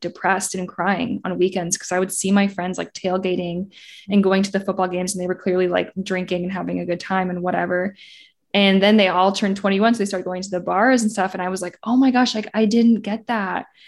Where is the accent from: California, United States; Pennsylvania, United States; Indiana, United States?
Indiana, United States; moved away as an adult; now in Los Angeles, United States; I grew up in Indiana, went to I U